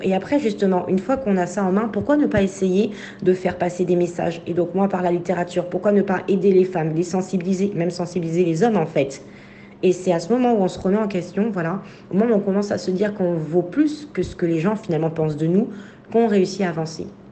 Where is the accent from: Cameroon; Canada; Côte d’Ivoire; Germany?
Côte d’Ivoire; moved away as an adult; also born or lived in France; quand j'ai quitté la Côte d'Ivoire et que je suis arrivée en France pour faire mes études